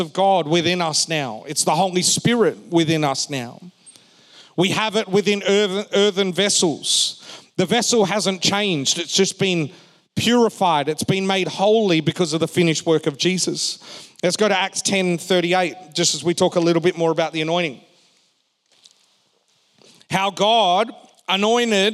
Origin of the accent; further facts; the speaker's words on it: Perth, Western Australia, Australia; We were growing up in Perth